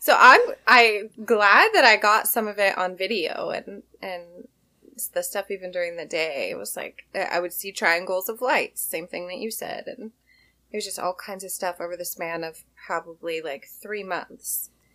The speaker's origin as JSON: {"language": "English", "region": "Washington", "country": "United States", "tie": "born or raised there", "also_born_or_lived": "Hawaii", "said": "I grew up in Washington"}